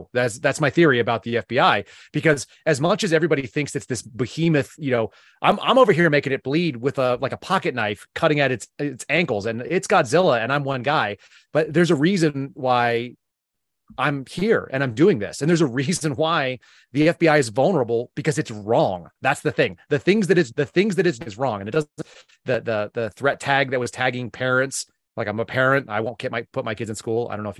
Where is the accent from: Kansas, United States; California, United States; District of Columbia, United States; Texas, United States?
California, United States; Filipinos and Vietnamese people where I grew up a lot in Southern California a lot.